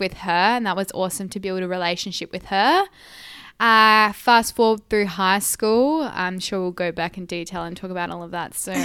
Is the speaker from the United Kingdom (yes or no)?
no; Esperance, Western Australia, Australia; I was born and raised in Esperance